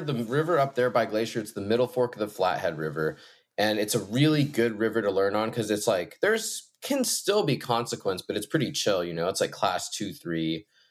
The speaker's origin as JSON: {"language": "English", "country": "Hong Kong", "tie": "born or raised there", "also_born_or_lived": "Shanghai / Beijing", "moved": "yes", "lives_now": "White Salmon, United States", "said": "And I grew up in Asia. My parents are from, my mom's from Denver and my dad's from Tokyo, and I spent most of my childhood in Hong Kong, Shanghai, Beijing, just massive Asian cities."}